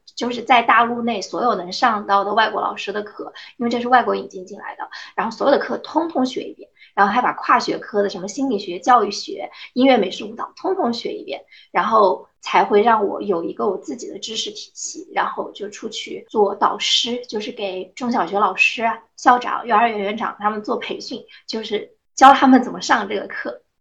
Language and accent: Chinese; Anhui, China; 我的家乡在安徽，我是一个安徽姑娘。但是由于我父母从小是做生意的原因，所以我在安徽的很多城市都待过